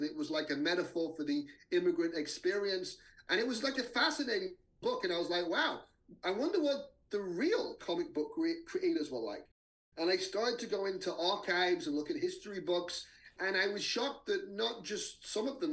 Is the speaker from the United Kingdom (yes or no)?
yes; England, United Kingdom; moved away; I grew up in England